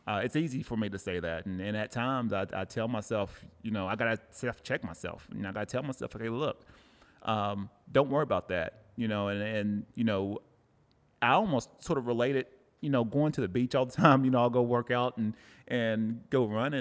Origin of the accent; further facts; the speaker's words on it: Cleveland, Tennessee, United States; now in Oceanside, United States; Cleveland, Tennessee. That's my hometown.